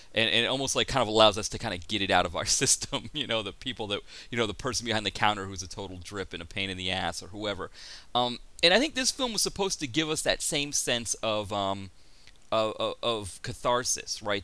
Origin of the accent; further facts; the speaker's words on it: United States; I'm from America.